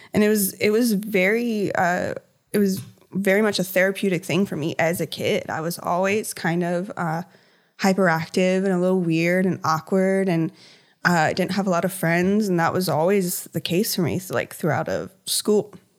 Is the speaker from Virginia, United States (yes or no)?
yes; Hampton Roads, Virginia, United States; I've always lived in Virginia. I grew up in Hampton Roads